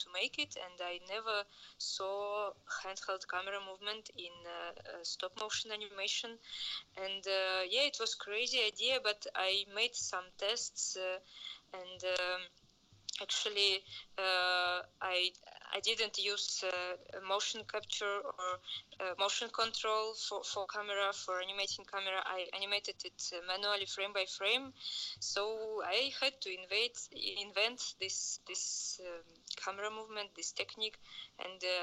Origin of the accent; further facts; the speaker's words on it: Prague, Czechia; I'm from Prague. I'm calling from Prague, from Czech Republic.